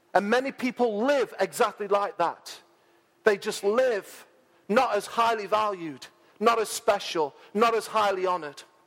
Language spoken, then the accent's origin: English; Mansfield, East Midlands, United Kingdom; moved away as an adult; I'm in my hometown